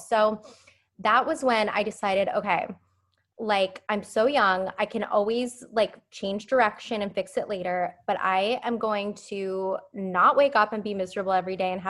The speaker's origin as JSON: {"language": "English", "town": "Phoenix", "region": "Arizona", "country": "United States", "lives_now": "San Diego, United States", "said": "I was in law school when I moved to San Diego, which is where I live now, but I came from Phoenix"}